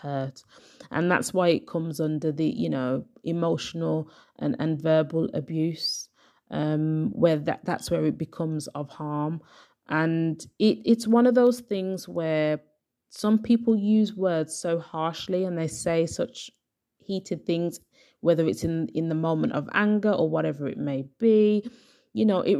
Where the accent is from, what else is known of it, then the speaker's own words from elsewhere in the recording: Birmingham, West Midlands, United Kingdom; my hometown, Birmingham